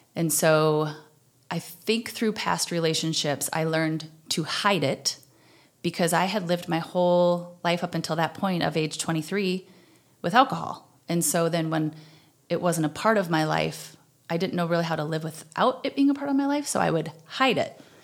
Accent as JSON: {"language": "English", "town": "Slayton", "region": "Minnesota", "country": "United States", "tie": "born or raised there", "said": "I'm originally from Slayton, Minnesota, which is the very southwestern corner"}